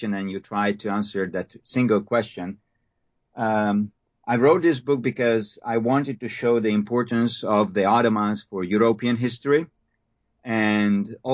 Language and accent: English; Hungary; moved away as an adult; now in United States; Now, I'm a Hungarian. I was born and raised in Hungary.